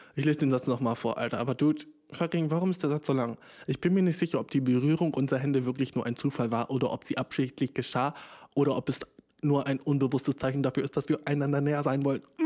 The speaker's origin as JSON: {"language": "German", "country": "Germany", "said": "ich komme ja aus Deutschland"}